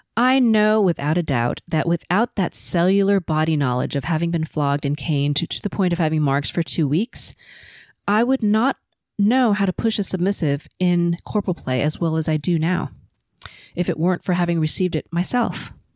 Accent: Los Angeles, California, United States; first language Cantonese; English is a second language; I was born and raised in L A to first generation Chinese and Filipino parents, and I've never lived anywhere else

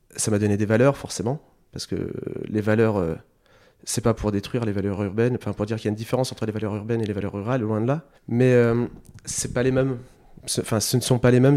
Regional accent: Sercus, Hauts-de-France, France; moved away as an adult; also born or lived in Lille; Je viens de Sercu, euh, mon village natal, là où j'ai grandi pendant une vingtaine d'années.

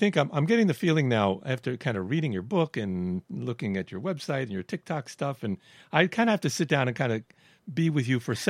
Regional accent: Miami, Florida, United States; accent: New York; But I had a New York accent too, and because I was brought up in Miami, but my father would talk Brooklyn, and so.

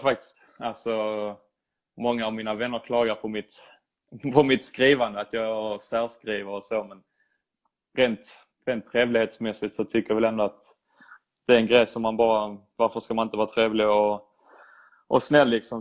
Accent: Sweden; now in Italy; som svensk

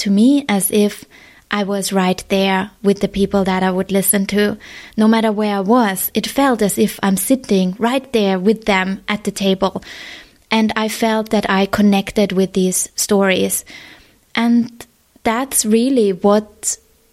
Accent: Vienna, Austria; moved away as an adult; now in Hong Kong; I'm based in Hong Kong. That's where I've been living for the last 6 years, but I'm originally from Vienna

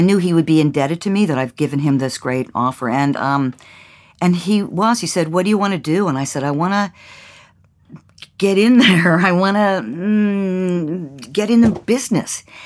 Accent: Mount Lebanon, Pennsylvania, United States; moved away; I grew up in Mount Lebanon in Pen, uh, right outside of Pittsburgh, Pennsylvania

